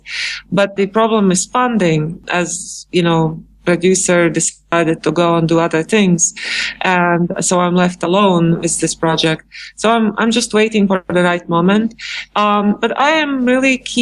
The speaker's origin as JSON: {"language": "English", "country": "Latvia", "moved": "as an adult", "lives_now": "New York, United States", "said": "I came to New York from Latvia, and it was in 1996"}